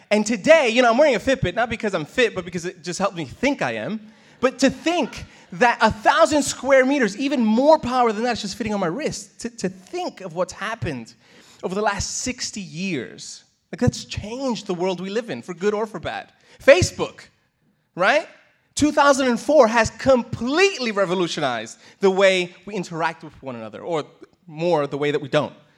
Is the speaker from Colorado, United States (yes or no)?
no; New York City, New York, United States; now in Australia; I'm from New York City.